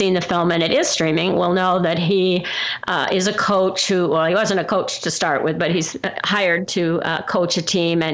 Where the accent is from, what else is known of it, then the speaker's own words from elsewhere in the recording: Midwest, United States; I'm from the Midwest in a small town which didn't have anything like